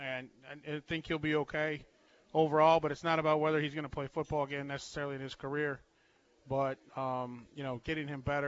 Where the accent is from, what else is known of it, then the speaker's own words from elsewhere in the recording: Hastings, Nebraska, United States; I'm from Hastings. I went to Hastings High.